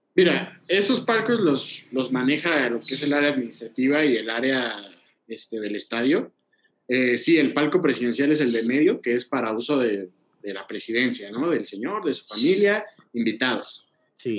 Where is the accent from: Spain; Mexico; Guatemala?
Mexico; Oaxaca; yo que soy de Oaxaca